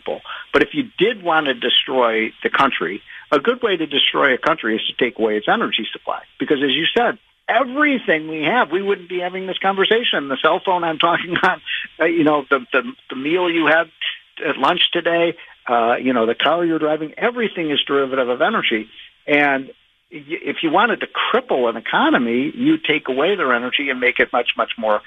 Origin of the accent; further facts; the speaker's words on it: Chicago, Illinois, United States; I'm from Chicago, another great city